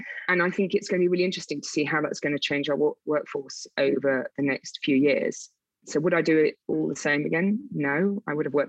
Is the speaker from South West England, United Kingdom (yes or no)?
yes; South West England, United Kingdom; accent: Wiltshire; I used to have a Wiltshire accent, to talk about my accent, I lost that really quickly because I got really picked on when I started in the city. So the Wiltshire accent had to go fast, but it sometimes creeps back.